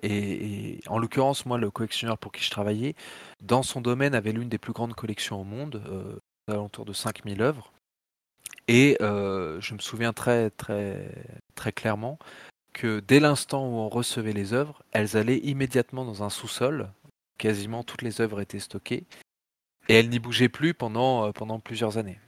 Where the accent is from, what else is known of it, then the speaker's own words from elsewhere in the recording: Tours, Centre-Val de Loire, France; moved away; also born or lived in Paris; très tôt, mes parents sont partis en province, vers Tours. Et donc, j'ai un peu grandi euh, comme ça dans un environnement de province.